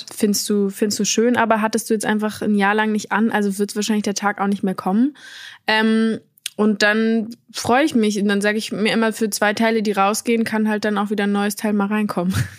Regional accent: Berlin, Germany; ich bin in Berlin aufgewachsen

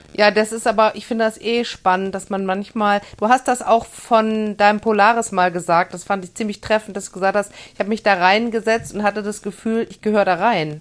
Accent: Germany; ich bin ja in der Eifel geboren

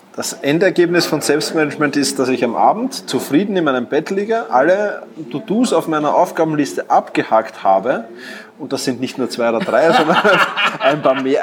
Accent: Vienna, Austria; wie du vielleicht schon hörst, ich komme aus Wien

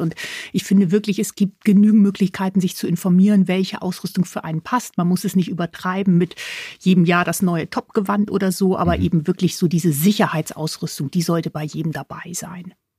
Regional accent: Hamburg, Germany; moved away; ich bin gebürtige Hamburgerin

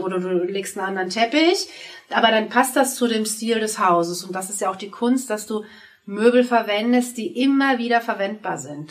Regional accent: Würzburg, Bavaria, Germany; also born or lived in Munich / Hamburg; now in Mainz, Germany; Meine alte Heimat ist Würzburg. Ich bin gebürtige Würzburgerin.

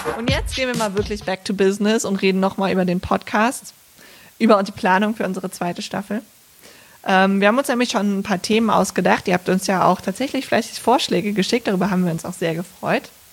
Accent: Bergisch Gladbach, North Rhine-Westphalia, Germany; da bin ich aufgewachsen in Bergisch Gladbach mit meinen Eltern und meinem Bruder

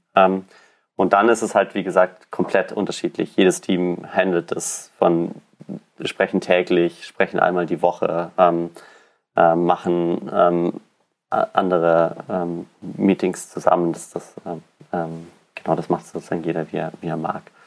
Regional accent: Allgäu, Bavaria, Germany; moved away as an adult; now in Berlin, Germany; Also ich bin ähm, im Allgäu aufgewachsen, also mitten in den Bergen

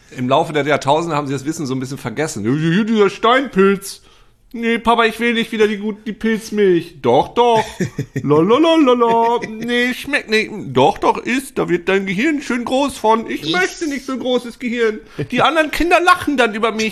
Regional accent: East Frisia, Lower Saxony, Germany; bei uns in Ostfriesland

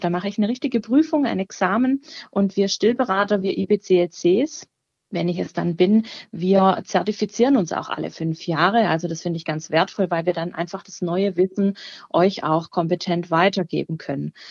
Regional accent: near Baden-Württemberg, Germany; moved away as an adult; now in Cologne, Germany; Ich komme ursprünglich tatsächlich auch aus der Nähe von Baden-Württemberg

